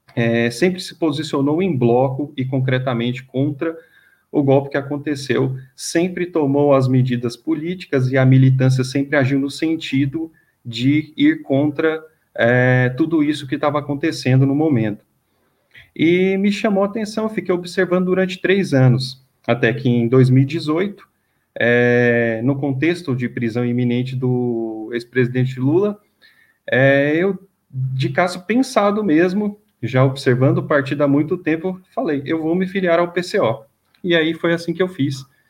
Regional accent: Goiânia, Goiás, Brazil; moved away as an adult; now in São Paulo, Brazil; eu não sou daqui de São Paulo, eu sou de Goiânia, eu vim aqui já para cá já tem 10 anos

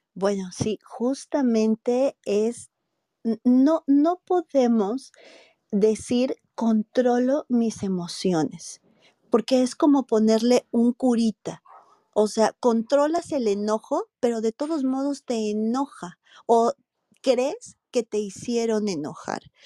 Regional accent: Morelia, Michoacán, Mexico; yo soy de Morelia, Michoacán, un estado en, en el país de México

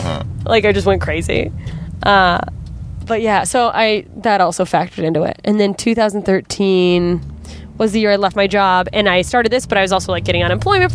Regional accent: Anchorage, Alaska, United States; moved away; In my hometown, Anchorage, Alaska

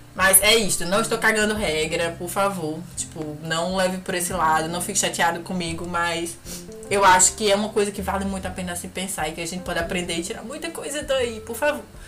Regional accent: Brazil; moved away; Falando como brasileira

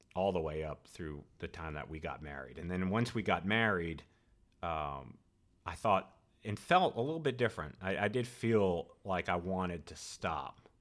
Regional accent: Rhode Island, United States; moved away as an adult; also born or lived in Boston / Clemson, South Carolina; I grew up in Rhode Island

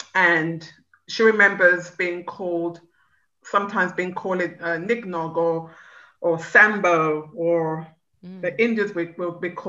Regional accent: England, United Kingdom; but personally, I did not encounter racism while growing up in England.

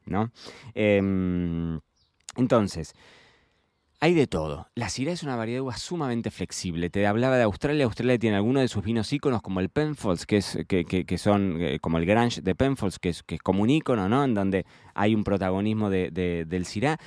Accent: Argentina; yo soy argentino

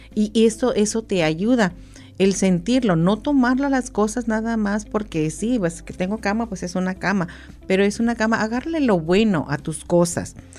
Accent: Mexico; now in United States; nosotros lo adoptamos como mexicanos, como latinos, hispanos

